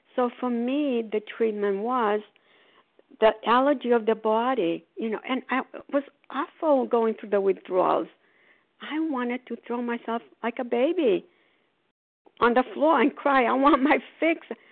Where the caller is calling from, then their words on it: Port Charlotte, Florida, United States; calling from Port Charlotte, Florida